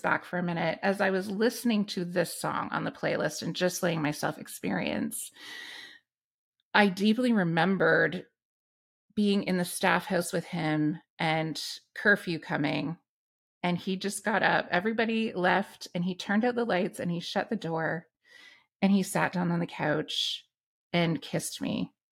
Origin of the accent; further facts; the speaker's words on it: Canada; our dialect, that is using our vocabulary, that is speaking of cities and towns and news events and things that happen in this country